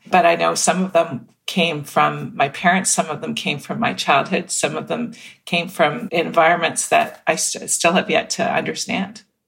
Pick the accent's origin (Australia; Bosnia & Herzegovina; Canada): Canada; Mississauga, Ontario; growing up in Mississauga, Ontario